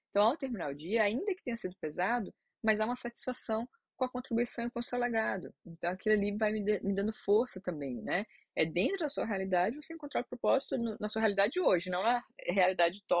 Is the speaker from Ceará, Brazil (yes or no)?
yes; Ceará, Brazil; a gente é do Ceará